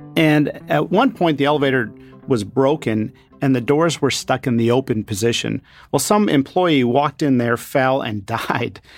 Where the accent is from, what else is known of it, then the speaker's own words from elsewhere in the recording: Danville, Pennsylvania, United States; Growing up in Danville, Pennsylvania, I saw my father, a physician who treated leukemia and lymphoma patients, get hugs in the grocery store and at church